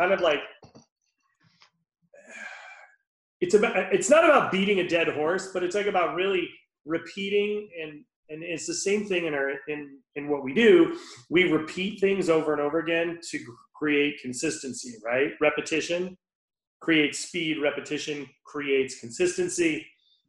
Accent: Rhode Island, United States; Born and raised in Rhode Island. I grew up, you know, on Aquidneck Island.

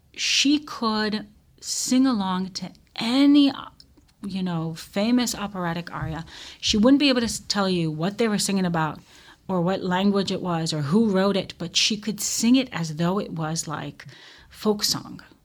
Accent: Tel Aviv, Tel Aviv District, Israel; I grew up in Israel. I grew up in Tel Aviv.

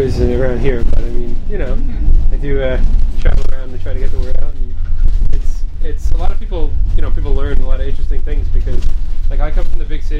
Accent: New York, United States; also born or lived in Chicago; I'm originally from New York and most recently Chicago.

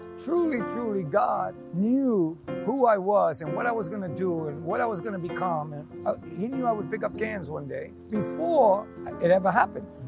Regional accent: New York City, New York, United States; I grew up in New York, grew up in Queens

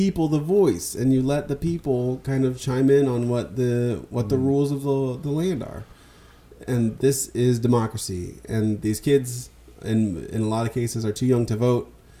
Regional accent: Midwest, United States; That was just a matter of growing up in the Midwest.

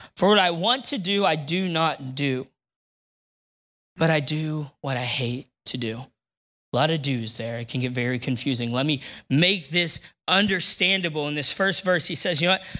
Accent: Neoga, Illinois, United States; now in Decatur, United States; I grew up in Neoga, Illinois

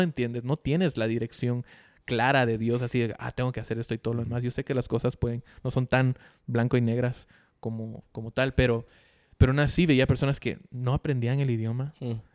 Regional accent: Guatemala; yo crecí en Guate

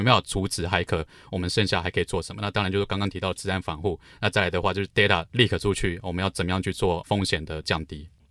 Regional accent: Luodong, Yilan County, Taiwan; moved away as an adult; 我家乡宜兰，呃，罗东镇

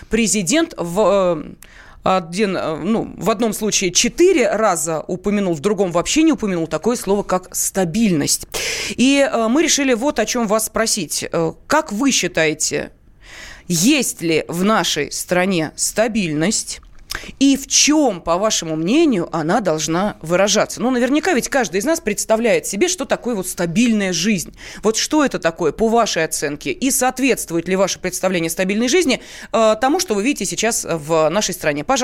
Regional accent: Crimea, Ukraine; Я сам из Крыма вижу все воочию.

